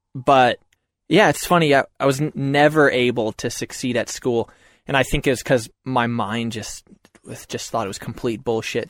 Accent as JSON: {"language": "English", "town": "Concord", "region": "Massachusetts", "country": "United States", "tie": "born or raised there", "said": "I grew up in Massachusetts"}